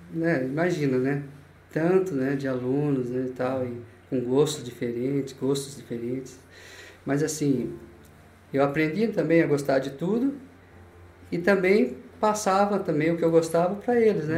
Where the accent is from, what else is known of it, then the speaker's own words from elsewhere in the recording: Itaporanga, São Paulo, Brazil; also born or lived in Itapeva, São Paulo; Eu morei em Itaporanga e cresci lá